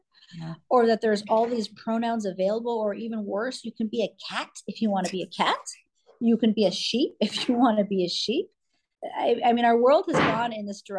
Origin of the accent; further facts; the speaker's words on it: California, United States; also born or lived in New York; now in Florida, United States; I'm California girl, born a California girl